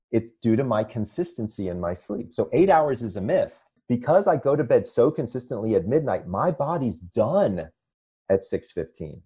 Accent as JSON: {"language": "English", "town": "Atlanta", "region": "Georgia", "country": "United States", "tie": "born or raised there", "also_born_or_lived": "Sandy Springs, Georgia / upstate New York", "moved": "as an adult", "lives_now": "Manhattan Beach, United States", "said": "I'm originally from Atlanta, Georgia. I was born and raised there"}